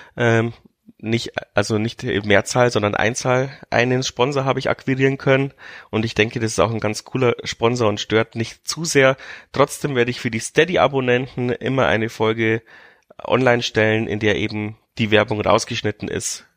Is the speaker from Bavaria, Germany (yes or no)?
yes; Regensburg, Bavaria, Germany; als Regensburger